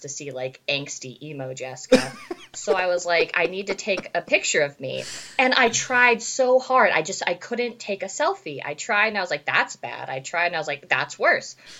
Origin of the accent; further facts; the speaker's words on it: Casa Grande, Arizona, United States; I am from Casa Grande, Arizona